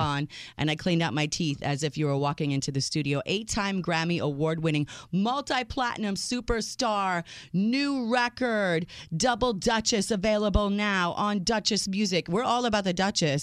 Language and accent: English; United States; I was the first in my family born in this country